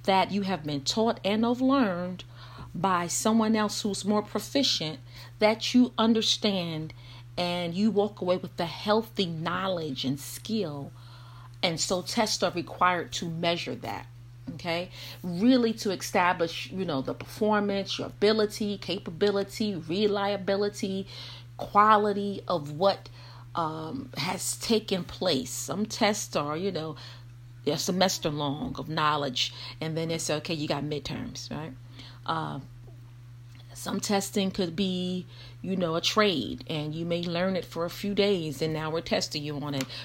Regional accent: Brooklyn, New York, United States; I'm from Brooklyn

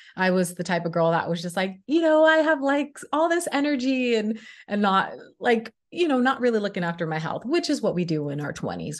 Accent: Sacramento, California, United States; moved away as an adult; also born or lived in Los Angeles, California; I moved from my hometown, Sacramento, California, to Los Angeles, California

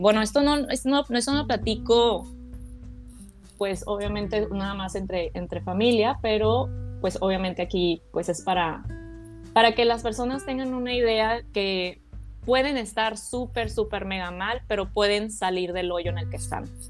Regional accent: Mexico; moved away as an adult; also born or lived in United States; yo nací en México, no tenía yo documentos eh, legales en Estados Unidos

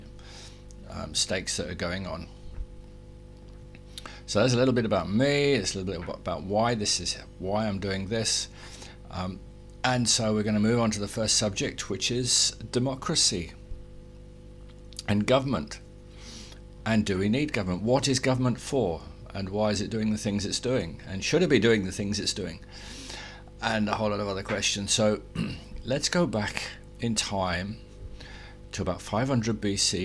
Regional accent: England, United Kingdom; I was born in England, not Great Britain, not Britain, not the UK, but in England. I was brought up there

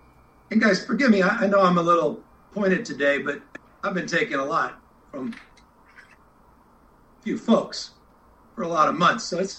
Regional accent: California, United States; deep pride in this state as a Californian

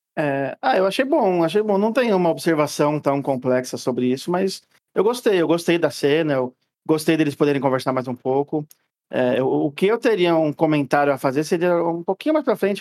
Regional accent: Brazil; como bom brasileiro que odeia roupa pesada e quente

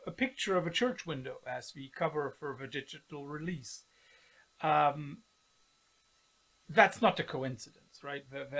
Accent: Cologne, North Rhine-Westphalia, Germany; being from Cologne in the west of Germany. Our own dialect isn't that far away from Dutch.

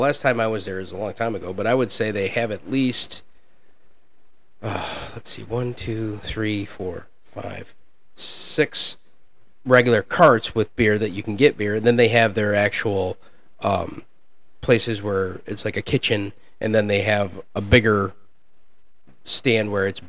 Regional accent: Bay City, Michigan, United States; I'm from Bay City.

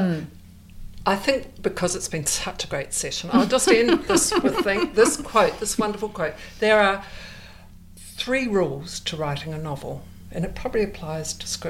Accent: New Zealand; now in Australia; I'm a Kiwi by birth

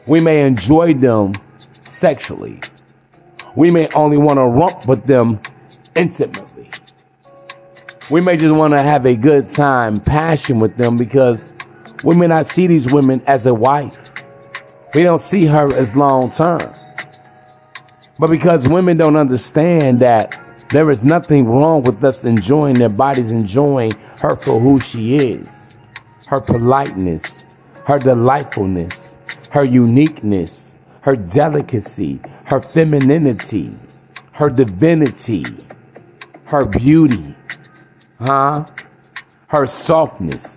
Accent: United States; I'm American born and bred

